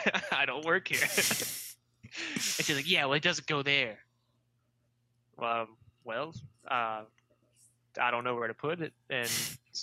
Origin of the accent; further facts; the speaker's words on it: the South, United States; born and raised in the South